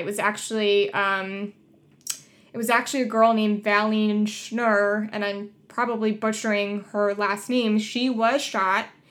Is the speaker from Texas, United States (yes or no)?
no; Collingswood, New Jersey, United States; moved away; I'm originally from Collingswood, New Jersey. I went to Collingswood High School